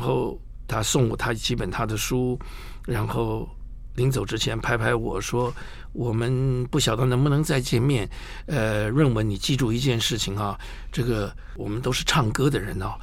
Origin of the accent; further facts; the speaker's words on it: Taipei, Taiwan; 小时候在中广播英文了以后，就跑去衡阳街嗯哼。东方出版社